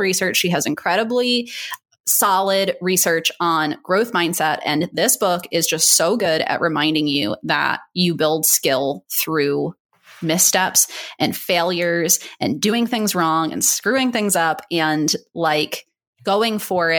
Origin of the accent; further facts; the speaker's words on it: East Coast, United States; now in Long Beach, United States; I'm from the East Coast